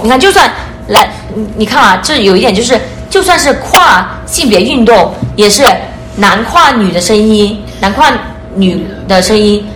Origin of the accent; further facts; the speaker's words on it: China; moved away as an adult; now in Canada; 我们来自 国内嘛